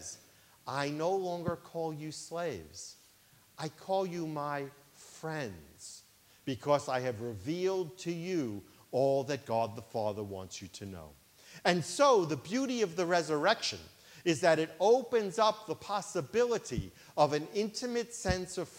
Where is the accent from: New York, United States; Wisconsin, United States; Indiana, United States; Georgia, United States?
New York, United States; New York City; When I was a child growing up in Brooklyn, New York, I grew up in a Jewish family